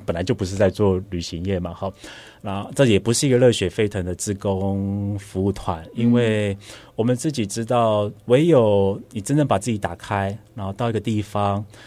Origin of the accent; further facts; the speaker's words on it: Taiwan; also born or lived in Thailand-Myanmar border; 我就是一个来自于台湾的人